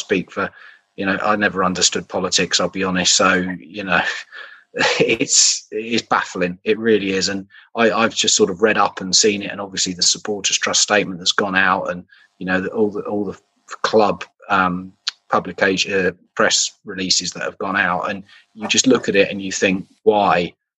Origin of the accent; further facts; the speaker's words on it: Suffolk, East of England, United Kingdom; moved away as an adult; also born or lived in Dorset; now in Bedfordshire, United Kingdom; I was born in Dorset, lived in Suffolk most of my life. So, you know, I'm nearer to Luton now in Bedfordshire, but I'm still not Luton based.